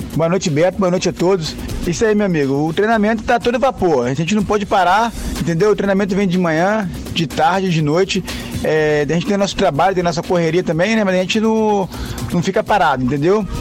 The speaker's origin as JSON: {"language": "Portuguese", "town": "Angra dos Reis", "region": "Rio de Janeiro", "country": "Brazil", "said": "Representando nossa cidade, nosso bairro, que eu sou do Parque Mambucaba"}